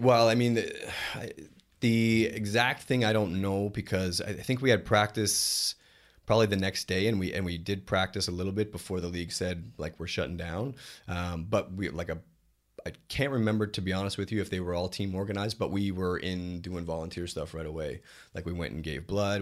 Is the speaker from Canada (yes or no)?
yes; Canada; moved away as an adult; being a Canadian kid.